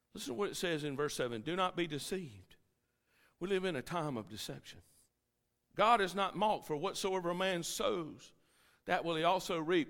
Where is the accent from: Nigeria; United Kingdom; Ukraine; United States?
United States; I'm a tourist from America